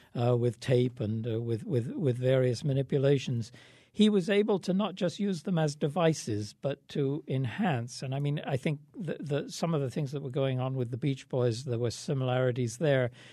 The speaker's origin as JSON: {"language": "English", "region": "England", "country": "United Kingdom", "tie": "born or raised there", "moved": "yes", "said": "I grew up in England at the time"}